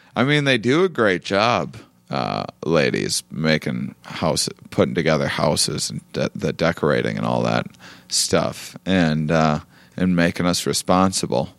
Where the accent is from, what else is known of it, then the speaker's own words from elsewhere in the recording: La Crosse, Wisconsin, United States; also born or lived in Austin, Texas; now in Los Angeles, United States; I'm from Wisconsin, yeah, so from Lacrosse, so I'm from you know two and a half hours from here